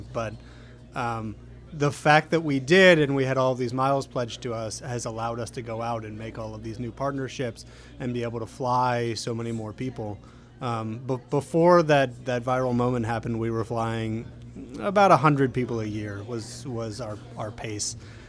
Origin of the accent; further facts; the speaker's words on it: Pennsylvania, United States; Yeah, I came down from Pennsylvania to go to Tulane.